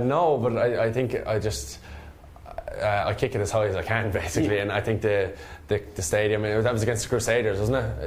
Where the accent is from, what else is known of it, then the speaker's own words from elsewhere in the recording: Limerick, Munster, Ireland; I'm from Munster. I'm Munster man, Limerick man, and very proud of that.